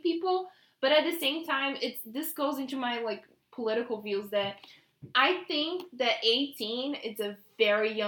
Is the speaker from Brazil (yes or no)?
yes; Brazil; English is a second language; moved away; I come from Brazil